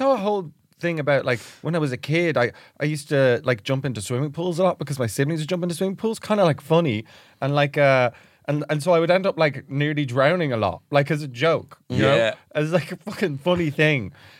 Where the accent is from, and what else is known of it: Dublin, Leinster, Ireland; born or raised there; also born or lived in Reading, England